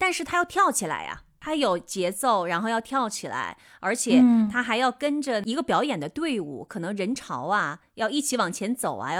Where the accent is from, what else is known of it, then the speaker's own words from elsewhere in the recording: Northeast China, China; moved away; also born or lived in Beijing; 在我老家呢，我小的时候，我们的庙会上还会有扭秧歌的、踩高跷的，就这些就是东北的一个特色了。